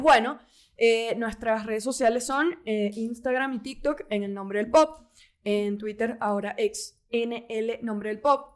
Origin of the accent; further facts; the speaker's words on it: Caracas, Capital District, Venezuela; yo soy de Caracas